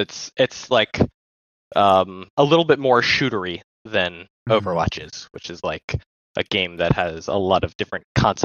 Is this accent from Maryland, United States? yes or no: yes; Baltimore, Maryland, United States; I'm from Baltimore, Maryland.